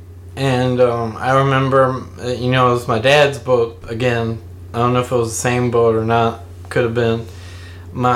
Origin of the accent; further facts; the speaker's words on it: Louisiana, United States; I grew up here in Louisiana. And I've lived here most of my life.